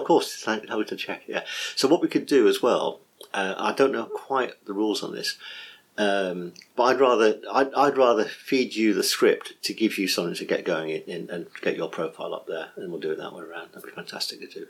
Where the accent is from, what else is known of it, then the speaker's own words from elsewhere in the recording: England, United Kingdom; I'm English, so some Americans might find my accent hard to find